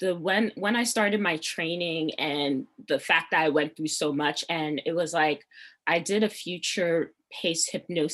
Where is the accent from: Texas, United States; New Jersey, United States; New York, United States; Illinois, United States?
New Jersey, United States; Piscataway; also born or lived in Nigeria (ancestry); I'm from Jersey